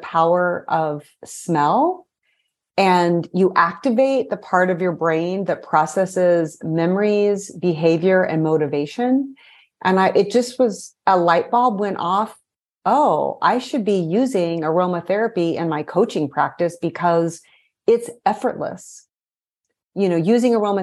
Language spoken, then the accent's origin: English; Missouri, United States; moved away as an adult; also born or lived in Brazil; I was raised in Missouri, so I'm a Midwesterner at heart.